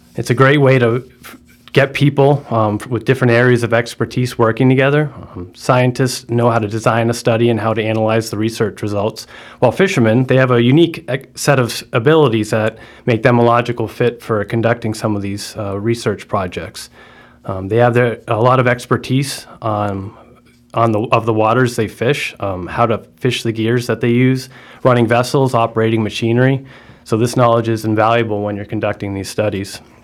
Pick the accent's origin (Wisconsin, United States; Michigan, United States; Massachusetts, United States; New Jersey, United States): Massachusetts, United States; Martha's Vineyard; I grew up in Martha's Vineyard